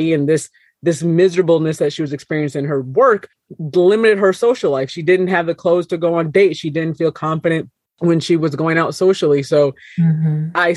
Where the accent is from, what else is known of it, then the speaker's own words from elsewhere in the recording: Minnesota, United States; I was 5'10 and the only black girl in most of my classes growing up in Minnesota.